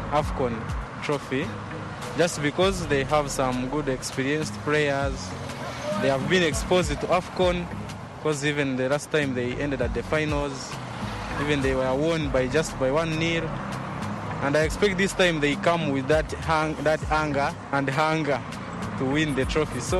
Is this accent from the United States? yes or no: no; Kampala, Central Region, Uganda; Uh, I stay in Wafu. Uh, I'm from Kampala, Uganda.